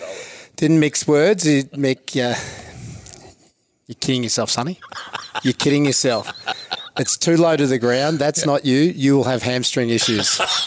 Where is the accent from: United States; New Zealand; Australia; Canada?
Australia; growing up in Neil halfway, I spent a lot of time as a kid over with Mum and Dad and my brothers in Adelaide on holidays.